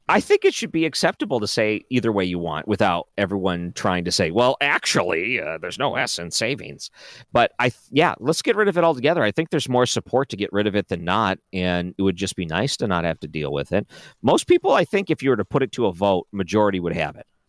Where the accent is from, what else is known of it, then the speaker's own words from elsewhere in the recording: Detroit, Michigan, United States; when I grew up in Detroit